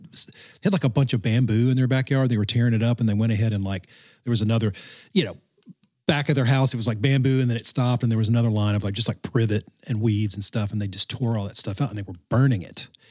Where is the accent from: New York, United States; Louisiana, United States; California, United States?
Louisiana, United States; growing up in Louisiana